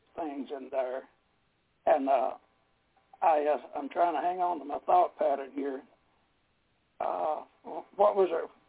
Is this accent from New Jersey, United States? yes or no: no; Dalton, Georgia, United States; North Georgia here in Dalton, Georgia area. That's where I was raised up here in the Chatsworth, Dalton area.